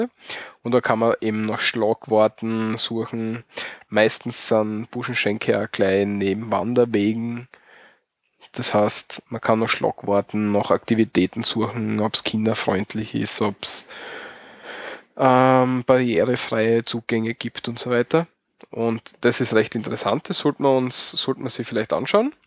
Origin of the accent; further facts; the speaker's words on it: Austria; bei uns in Österreich